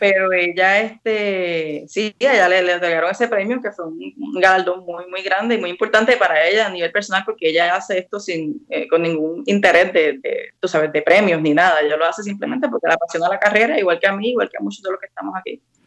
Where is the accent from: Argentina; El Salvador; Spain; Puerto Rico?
Puerto Rico; Ponce; moved away as an adult; also born or lived in Mayagüez, Puerto Rico / Washington DC, United States; now in Washington DC area, United States; yo soy nacida y criada en Ponce